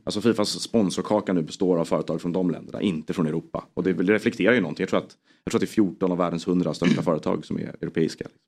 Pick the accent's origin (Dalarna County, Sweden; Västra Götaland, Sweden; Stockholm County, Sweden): Stockholm County, Sweden; Stockholm; jag kom från Stockholm